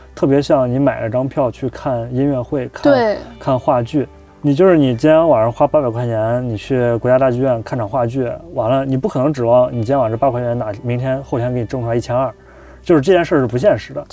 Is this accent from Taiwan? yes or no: no; China; moved away as an adult; now in Chicago, United States; 我们编剧课就我一个中国人